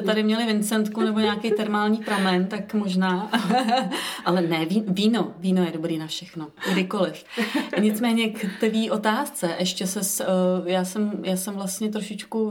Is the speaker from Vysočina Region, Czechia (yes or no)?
yes; Vysočina Region, Czechia; já jsem z Vysočiny